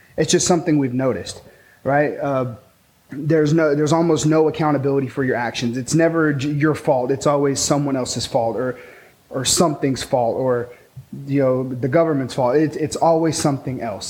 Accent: Pecos, Texas, United States; also born or lived in Taylor, Texas; I grew up in Pecos, Texas, uh, where there's like cantaloupe and tumbleweeds and dirt and oil.

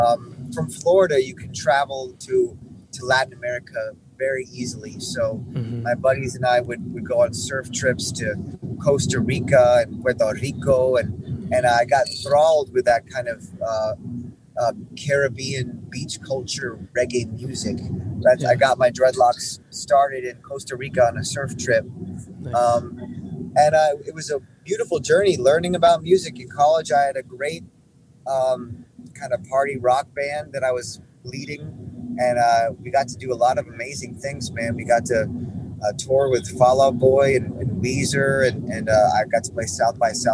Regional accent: Hong Kong; born there; also born or lived in Norway / New York / Texas / Miami; I was born in Hong Kong. I lived in Norway, New York, Texas, Miami.

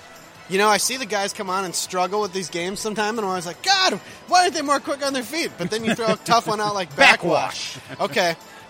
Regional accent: Minnesota, United States

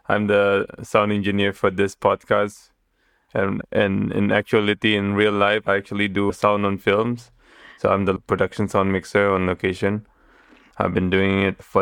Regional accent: Kota Kinabalu, Sabah, Malaysia; moved away as an adult; also born or lived in Kuala Lumpur, Malaysia / Thailand; So I'm from Kota Kinabalu. I'm from Sabah, the northern part of Borneo.

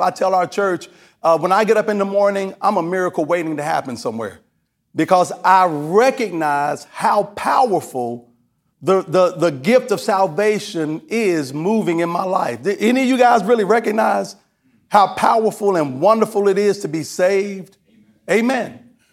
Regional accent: Kentucky, United States; I'm from Kentucky

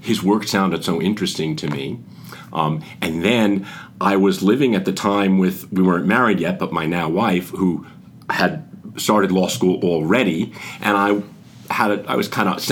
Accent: suburbs of the Bronx, New York area, United States; moved away; I grew up in the New York area, I always say the suburbs of the Bronx

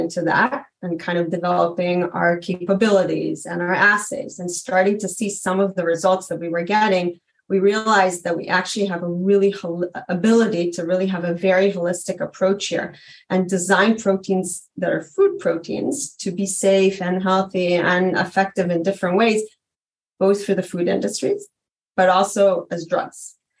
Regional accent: New York, United States; also born or lived in Israel; You know, like I grew up in New York and Israel. I never had a kid in my class with food allergy

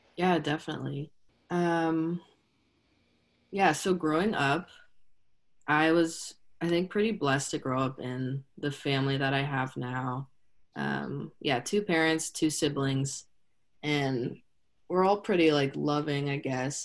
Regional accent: State College, Pennsylvania, United States; I grew up in State College.

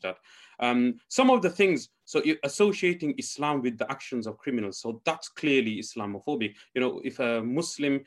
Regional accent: Leicester, East Midlands, United Kingdom; I'm from Leicester

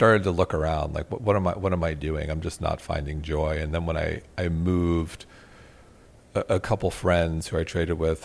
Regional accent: Manhasset, New York, United States; Grew up in a very nice, safe town called Manhasset, very homogenous

